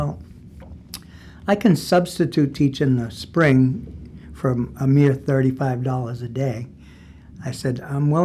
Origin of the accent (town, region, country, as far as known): Lunenburg, Massachusetts, United States; born or raised there